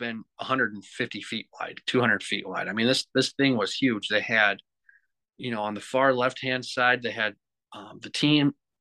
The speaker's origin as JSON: {"language": "English", "region": "Minnesota", "country": "United States", "said": "We're from Minnesota"}